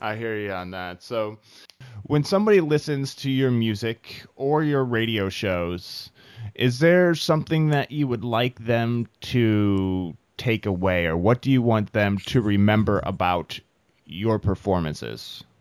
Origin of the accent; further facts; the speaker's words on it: Midwest, United States; now in Bay Area, California, United States; I'm from the Midwest